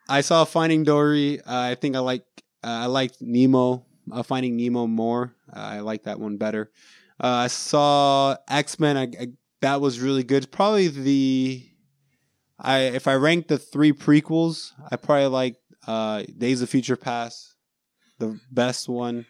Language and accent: English; Orlando, Florida, United States; We're from Orlando